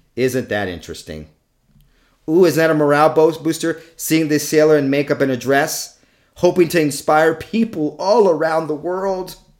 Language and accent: English; California, United States; also born or lived in New York; I was born in New York and lived there the half, first half of my childhood. than the last half of my childhood in California